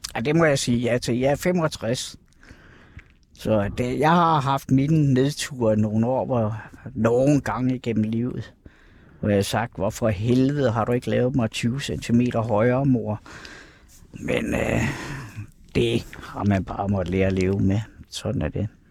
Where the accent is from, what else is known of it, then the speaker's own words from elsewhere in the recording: Kerteminde, Southern Denmark, Denmark; moved away as an adult; also born or lived in Copenhagen; Katteminde, hvor jeg kommer fra oprindeligt